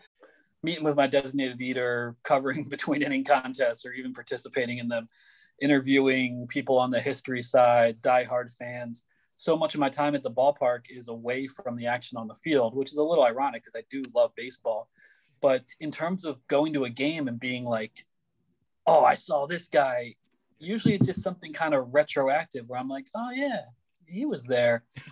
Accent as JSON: {"language": "English", "town": "Philadelphia", "region": "Pennsylvania", "country": "United States", "tie": "born or raised there", "said": "growing up in Philadelphia"}